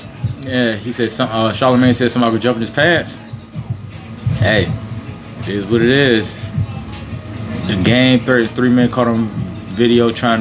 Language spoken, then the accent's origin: English; Virginia, United States; Even though I'm from Virginia